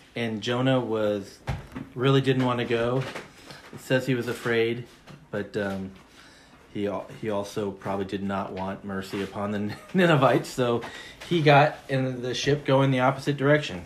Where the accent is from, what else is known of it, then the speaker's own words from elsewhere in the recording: Washington, United States; moved away; my home state of Washington